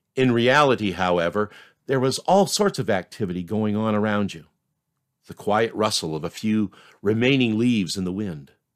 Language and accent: English; Maine, United States; now in Concord, United States; my life growing up in Maine